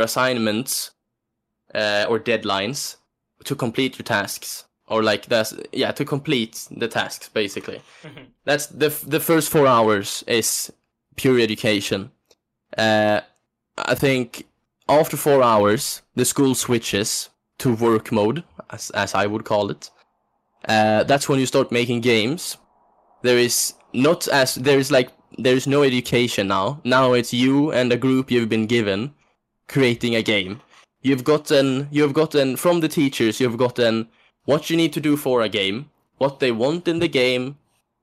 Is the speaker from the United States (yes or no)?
no; Sweden; accent: Swedish; English is a second language; moved away; I still have my Swedish... I still have my Swedish dialect